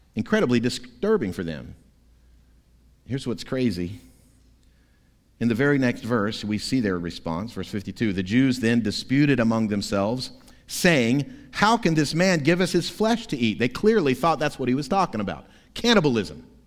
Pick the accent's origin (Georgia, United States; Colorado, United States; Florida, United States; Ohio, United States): Florida, United States; moved away; My home state of Florida